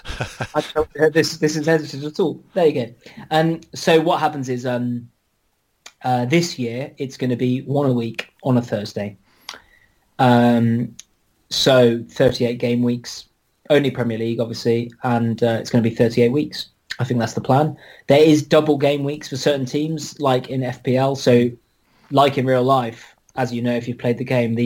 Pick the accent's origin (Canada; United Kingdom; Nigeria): United Kingdom; near Ipswich, East of England; also born or lived in Newcastle upon Tyne; not having a Geordie accent is that I was born in Newcastle, but when I was one, I moved down to very near Ipswich.